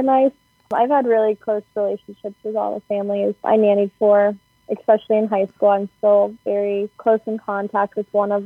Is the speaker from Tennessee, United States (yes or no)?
no; Cleveland, Ohio, United States; I am from Cleveland, Ohio, which is about 2 hours away from Columbus. So, yeah, I'm from a suburb outside the city, like 35 minutes away